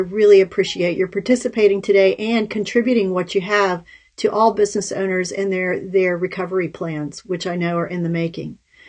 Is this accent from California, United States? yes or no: no; Virginia, United States; we're all from Virginia, by the way, listeners and viewers. So in Virginia, we have hurricanes.